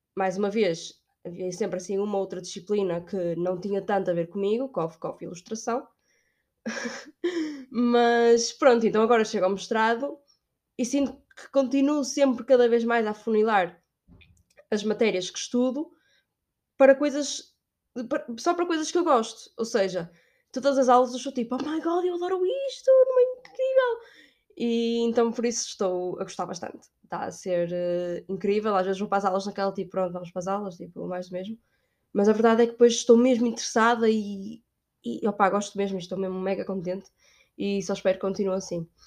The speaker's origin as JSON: {"language": "Portuguese", "town": "Braga", "region": "Norte", "country": "Portugal", "moved": "as an adult", "lives_now": "Spain", "said": "eu sou de Braga, é norte de Portugal."}